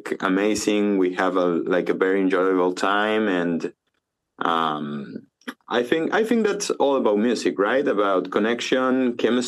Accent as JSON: {"language": "English", "region": "Córdoba", "country": "Argentina", "tie": "born or raised there", "also_born_or_lived": "Mendoza, Argentina", "moved": "yes", "lives_now": "Tulum, Mexico", "said": "my family is from Mendoza, but I lived in Cordoba from, like, since I was like four. So I'm more Cordobes than Mendocino"}